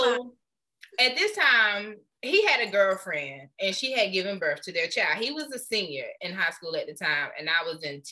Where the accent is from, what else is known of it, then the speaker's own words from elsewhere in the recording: Florida, United States; moved away; also born or lived in Anderson; when we was growing up in Florida